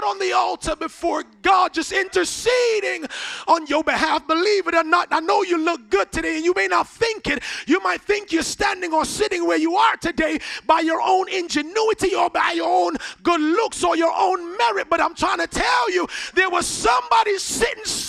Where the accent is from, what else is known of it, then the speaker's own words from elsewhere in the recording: Jamaica; moved away; I grew up in Jamaica, so I didn't have access to a lot of things that we had access to here